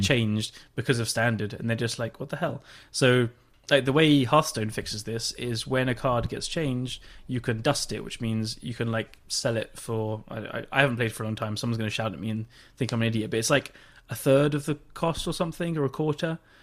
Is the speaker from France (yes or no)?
no; England, United Kingdom; I'm English